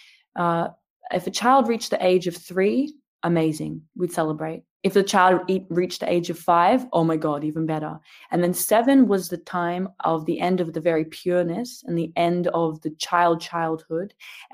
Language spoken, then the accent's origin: English; Australia; I'm Australian